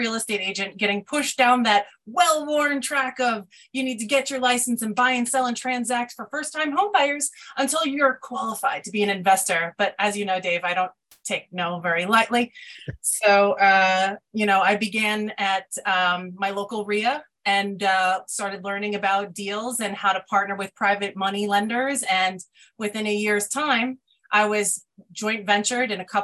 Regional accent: New York, United States; moved away as an adult; now in Pennsylvania, United States; I grew up in New York. It's been my home for forever

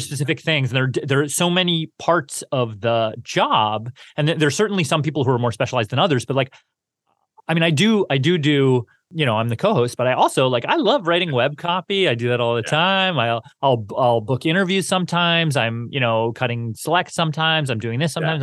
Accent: Canada; growing up in Canada, I feel like I I really I really liked science until about high school

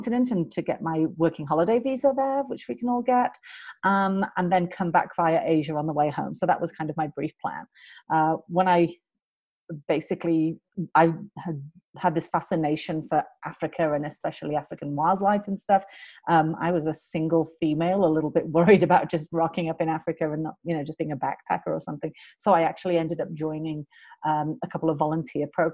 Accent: United Kingdom; moved away as an adult; also born or lived in United States; I am British.

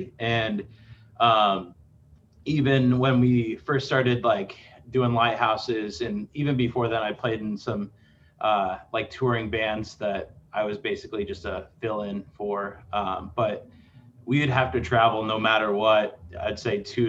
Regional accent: Lexington, Nebraska, United States; I grew up in Lexington, which is a super diverse population.

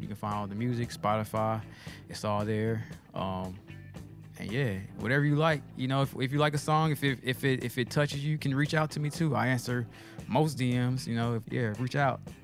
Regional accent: Nashville, Tennessee, United States; also born or lived in Memphis, Tennessee; I'm from Nashville originally

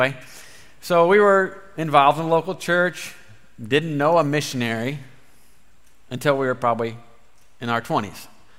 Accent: near Bloomington, Central Illinois, United States; So we grew up in Central Illinois, down by Bloomington, both me and my wife.

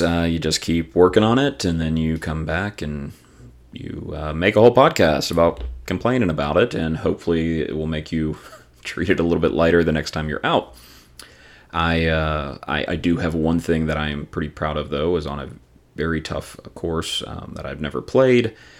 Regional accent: the South, United States; growing up in the South

